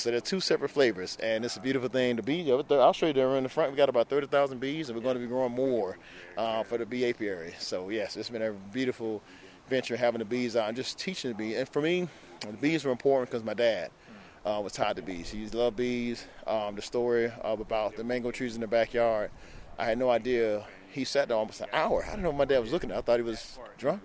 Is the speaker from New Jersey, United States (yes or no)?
no; South Florida, United States; now in Orlando, United States; I grew up in South Florida.